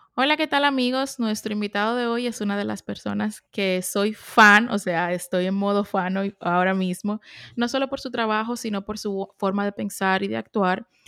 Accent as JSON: {"language": "Spanish", "country": "Dominican Republic", "moved": "yes", "lives_now": "United States", "said": "soy dominicana. Y cuando vine que vine para Estados Unidos"}